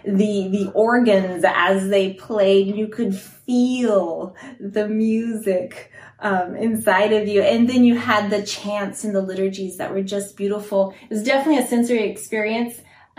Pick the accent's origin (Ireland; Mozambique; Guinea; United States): Guinea; moved away; also born or lived in Italy; I was born in Italy, where my parents were church planters, and so we were in small in-home churches then. And then when I was six, we moved to Guinea, West Africa.